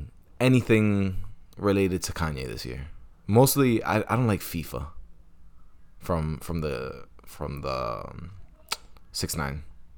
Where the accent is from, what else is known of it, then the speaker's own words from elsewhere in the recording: New York City, New York, United States; I'm from Manhattan, but I'm from Washington Heights, so I could basically represent anybody who's Latino.